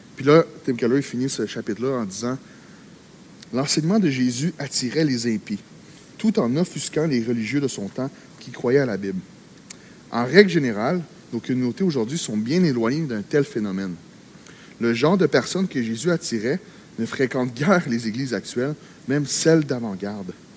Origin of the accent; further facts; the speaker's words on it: Quebec, Canada; also born or lived in Gatineau; au Québec, on, on est dans une terre missionnaire. Au Québec, on est dans un, on vit dans un environnement